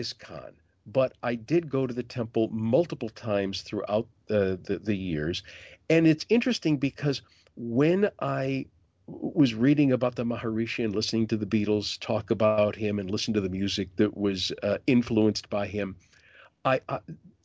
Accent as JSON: {"language": "English", "town": "Detroit", "region": "Michigan", "country": "United States", "tie": "born or raised there", "also_born_or_lived": "Grand Rapids", "said": "growing up in Detroit, as I did before I moved to Grand Rapids"}